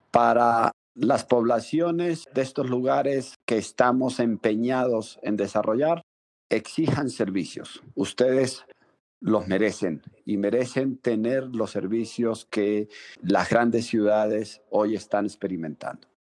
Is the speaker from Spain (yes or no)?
no; Pueblo Llano, Mérida, Venezuela; moved away; a mi pueblo natal. Yo nací en Pueblo Llano, Mérida, Venezuela, que es una comunidad rural